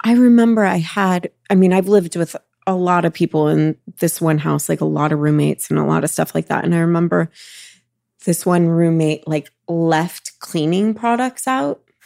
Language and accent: English; Los Angeles, California, United States; We grew up in Los Angeles